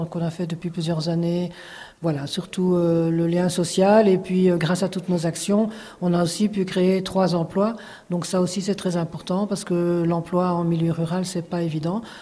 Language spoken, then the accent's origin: French; Brussels, Belgium; accent: Brussels; now in France; Mon petit accent vient de Bruxelles.